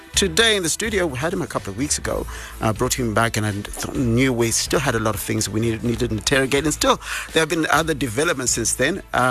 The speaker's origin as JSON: {"language": "English", "region": "Bulawayo", "country": "Zimbabwe", "tie": "born or raised there", "also_born_or_lived": "Harare", "moved": "yes", "said": "my hometown, Bulawayo"}